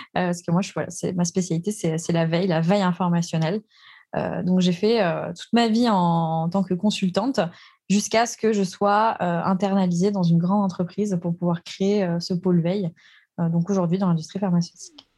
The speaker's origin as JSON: {"language": "French", "area": "Alsace", "region": "Grand Est", "country": "France", "tie": "born or raised there", "said": "je suis née en Alsace"}